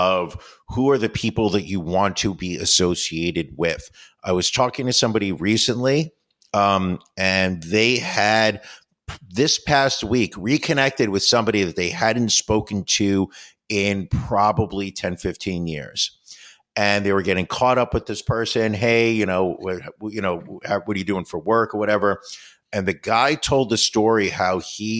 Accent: United States; as an American

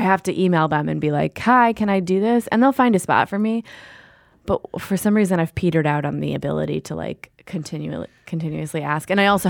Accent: Minneapolis, Minnesota, United States; Well, I'm from Minneapolis.

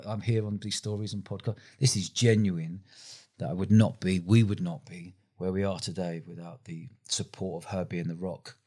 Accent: London, United Kingdom; moved away as an adult; now in Bournemouth, United Kingdom; I grew up in London

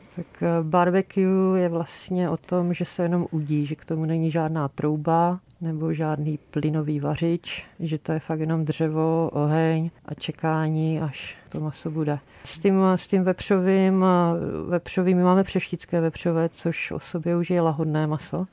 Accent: Moravia, Czechia; now in Prague, Czechia; my oba dva jsme z Moravy

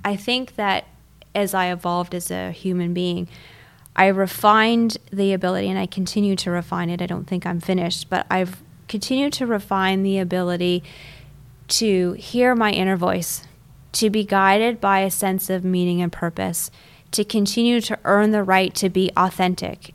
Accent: Canada; also born or lived in Toronto; So I am Canadian, I was born in a city called Toronto

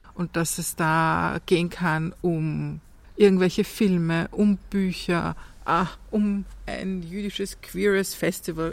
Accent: Austria; ich bin hier geboren und aufgewachsen. Das ist meine Heimat

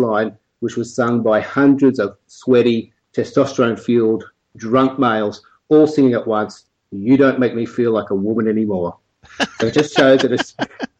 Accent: Sydney, New South Wales, Australia; I was born and raised in Sydney

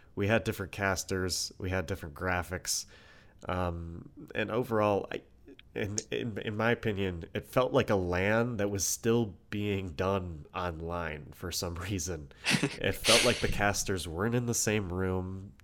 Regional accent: United States; we're from America

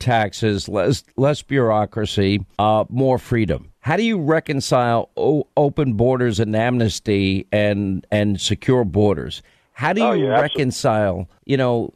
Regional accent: New York, United States; where I grew up in New York

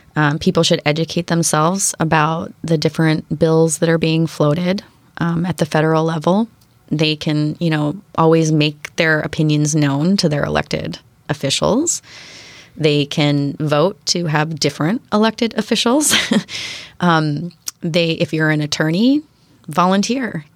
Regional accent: Western Pennsylvania, United States; also born or lived in Seattle area; now in Bainbridge Island, United States; my hometown in Western Pennsylvania.

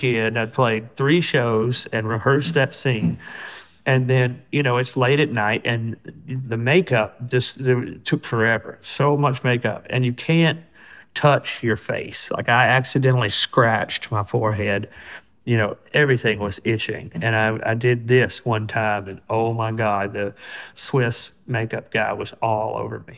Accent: Alabama, United States; people that I grew up around in Alabama.

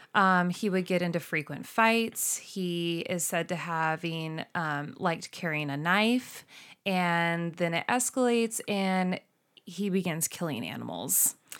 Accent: Longview, Washington, United States; my hometown of Longview, Washington

